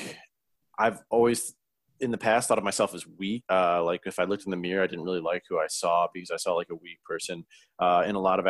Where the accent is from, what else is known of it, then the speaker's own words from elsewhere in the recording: Lincoln Park, Michigan, United States; I grew up in Lincoln Park, Michigan